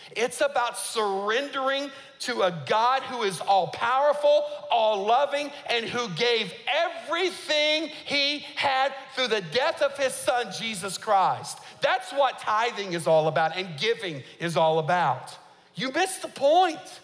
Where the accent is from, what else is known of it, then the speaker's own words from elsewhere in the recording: United States; as an American